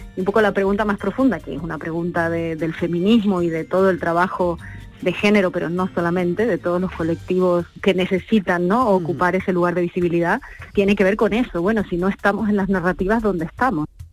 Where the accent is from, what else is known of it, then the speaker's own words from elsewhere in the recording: Andalusia, Spain; los compositores somos andaluces